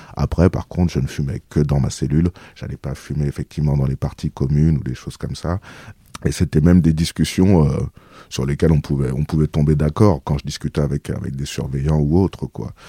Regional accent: Ozoir-la-Ferrière, Île-de-France, France; je viens d'Ozoir-la-Ferrière où j'ai grandi en Île-de-France

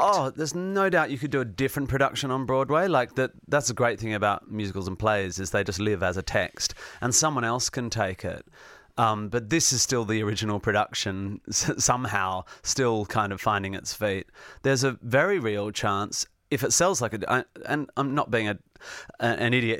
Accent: Perth, Western Australia, Australia; also born or lived in Northampton, England; by the time I was one, I was back in Perth, West Australia.

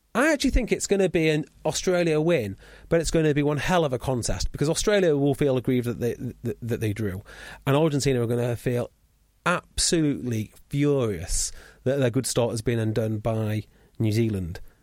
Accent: Welsh, Wales, United Kingdom; I'm Welsh

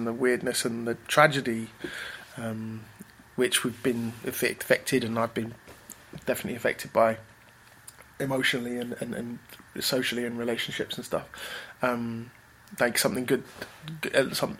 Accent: Manchester, North West England, United Kingdom; In our little house in Manchester, which is where I spent most of my childhood.

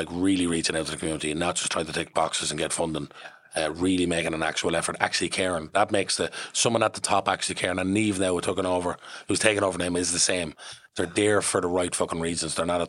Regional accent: London, United Kingdom; born there; I'm from, well, I was born in London.

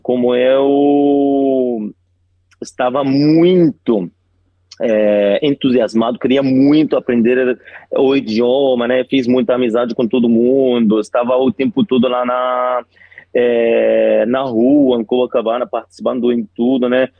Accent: Egypt; first language Arabic; Portuguese is a second language; also born or lived in Rio de Janeiro, Brazil / Spain; eu sou do Egito, né? Moro no Cairo

